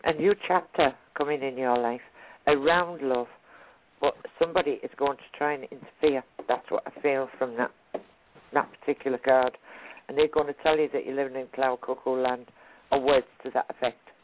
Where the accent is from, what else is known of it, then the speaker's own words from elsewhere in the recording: Hartlepool, North East England, United Kingdom; I was born where they hung the monkey.